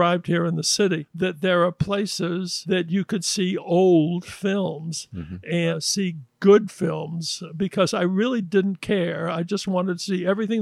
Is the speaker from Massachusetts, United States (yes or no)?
yes; Gloucester, Massachusetts, United States; now in New York City, United States; I'm from Gloucester, Massachusetts. Originally, but I came to the big city in 1958